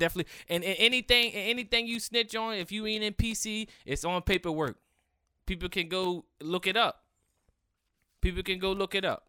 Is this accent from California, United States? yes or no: no; Cambridge, Maryland, United States; I'm from Cambridge, Maryland